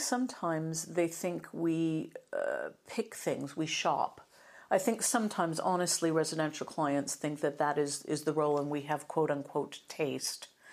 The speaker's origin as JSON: {"language": "English", "country": "United States", "accent": "American", "moved": "yes", "lives_now": "United Kingdom", "said": "started out in media in the U S, as you'll probably hear from my accent"}